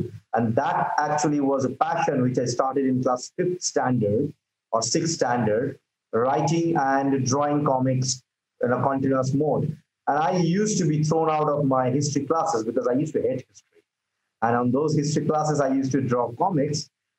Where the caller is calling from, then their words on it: India; Well, I'm from India at the moment, stuck here, of course, because of COVID.